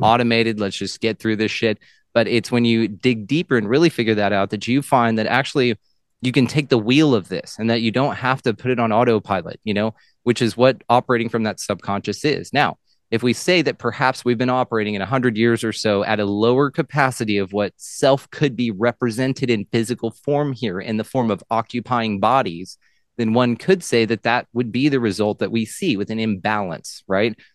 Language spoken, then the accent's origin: English; Texas, United States; I am a Texan.